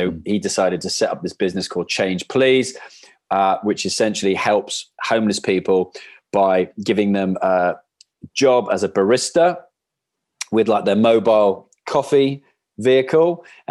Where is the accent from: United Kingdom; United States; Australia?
United Kingdom; Wales; we're chatting rugby and stuff like that, being Welsh.